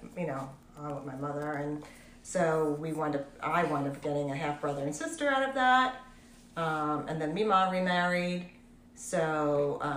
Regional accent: Pelham Manor, New York, United States; also born or lived in Bronx, New York; I was born in the Bronx. And I think when I was about 5 and a half, we moved to Pelham Manor.

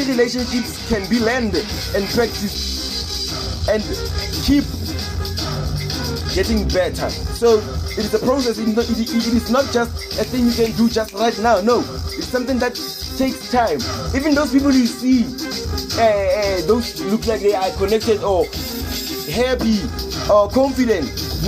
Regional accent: Palestine; America, USA, Brazil, South Africa, my home country, Palestine, and all of you guys.

